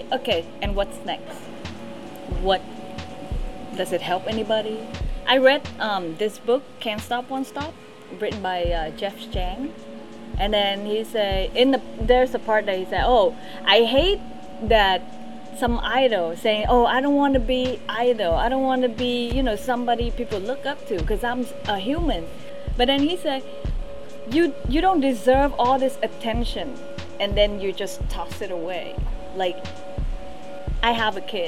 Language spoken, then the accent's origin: English; Vietnam; I'm from Vietnam.